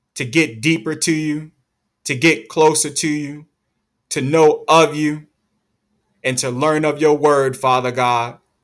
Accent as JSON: {"language": "English", "country": "United States", "said": "we're American"}